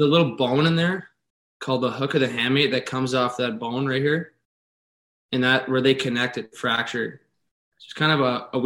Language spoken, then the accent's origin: English; Minnesota, United States; I pretty much grew up on the outdoor rinks. I got a couple small town rinks in Twig over here